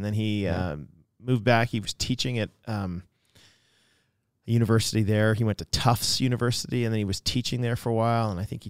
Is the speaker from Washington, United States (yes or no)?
yes; Seattle, Washington, United States; also born or lived in Boston; So when you're in the 70s in the Seattle area, I was born in Boston, actually.